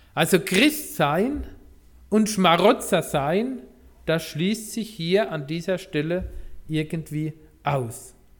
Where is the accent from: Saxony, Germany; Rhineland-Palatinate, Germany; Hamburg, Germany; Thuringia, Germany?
Rhineland-Palatinate, Germany; moved away; Ich komme ja aus der Pfalz